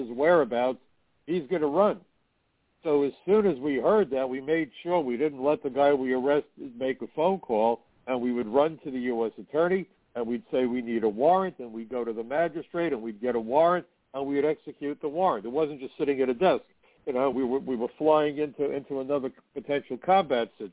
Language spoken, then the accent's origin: English; New York City, New York, United States; when I was a teenager growing up in Brooklyn